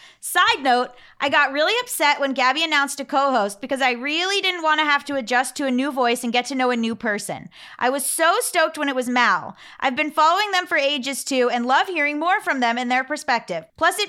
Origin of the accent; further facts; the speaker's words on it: New Zealand; even though the American stuff isn't always relevant to me. I'm a Kiwi.